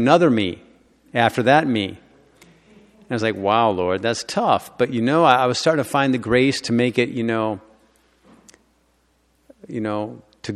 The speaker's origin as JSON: {"language": "English", "town": "Detroit", "region": "Michigan", "country": "United States", "tie": "born or raised there", "said": "So I grew up in Detroit, okay? So I had a double combination of difficulty, being a lawyer and a Detroiter."}